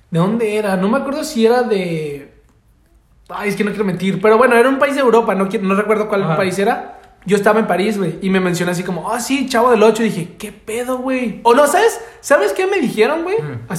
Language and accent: Spanish; Mexico; México, soy de México.